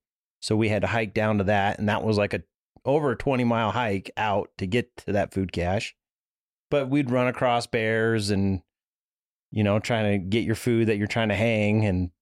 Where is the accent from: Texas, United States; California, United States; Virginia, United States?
California, United States; Truckee; I think growing up in Truckee, California, you know, up in the mountains